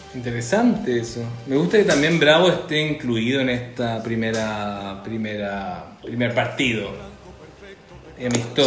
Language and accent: Spanish; Chile; como chilenos